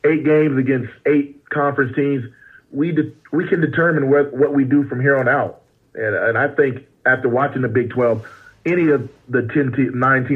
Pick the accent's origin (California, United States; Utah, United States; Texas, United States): California, United States; West Covina; moved away; I'm originally from Southern California